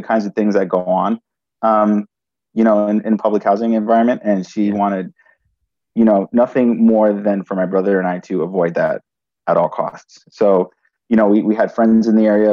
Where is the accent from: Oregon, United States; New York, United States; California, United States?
New York, United States; New York City; So I grew up in New York City, and my brother and I, we lived with our parents originally in the Bronx